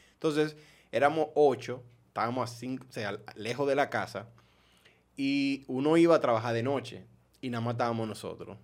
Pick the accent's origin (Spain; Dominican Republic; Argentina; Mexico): Dominican Republic; moved away; also born or lived in New York, United States / Maryland, United States; yo era el único dominicano